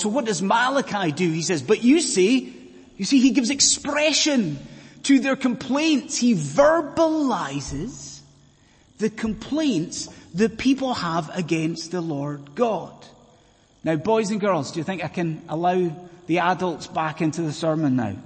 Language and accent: English; Scotland, United Kingdom